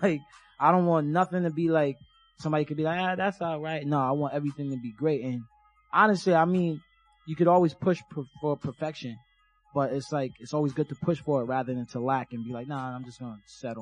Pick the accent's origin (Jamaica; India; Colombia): Jamaica; now in United States; I'm from Jamaica, so I grew up with like Jamaican music.